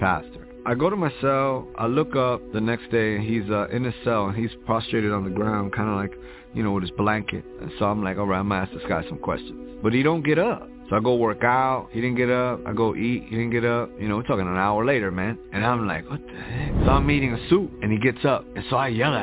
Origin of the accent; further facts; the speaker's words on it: Hoboken, New Jersey, United States; also born or lived in New York; now in Houston, United States; I was born in Jersey City, New Jersey, raised in Hoboken